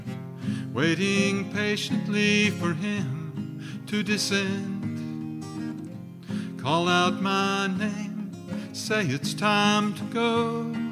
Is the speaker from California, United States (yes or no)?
no; Archdale, North Carolina, United States; I was raised right here in Archdale